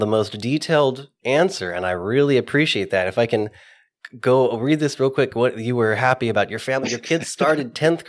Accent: Central Coast, California, United States; I'm from the Central Coast

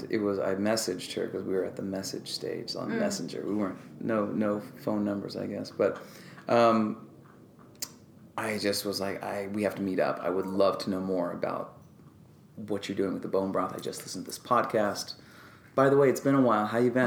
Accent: Orange County, California, United States; moved away as an adult; now in Los Angeles, United States; I'm from Orange County, so I moved up

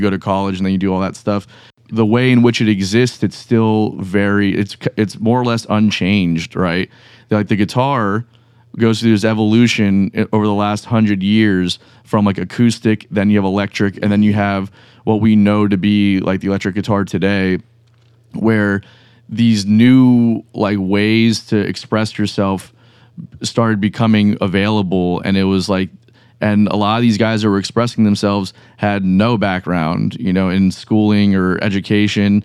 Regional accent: Broward County, South Florida, United States; first language Spanish; English is a second language; also born or lived in Miami; now in Jacksonville, United States; we moved to Broward County when I was very young.

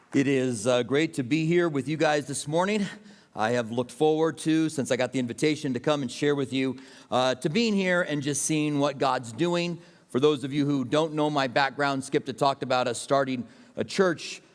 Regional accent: Albuquerque, New Mexico, United States; moved away as an adult; also born or lived in Tucson; I grew up in Albuquerque

